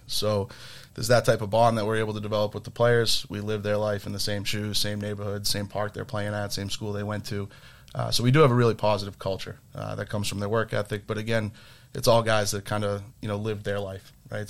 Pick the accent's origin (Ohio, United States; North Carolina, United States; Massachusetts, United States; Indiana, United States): Massachusetts, United States; Milton; Duff and I grew up in Milton together.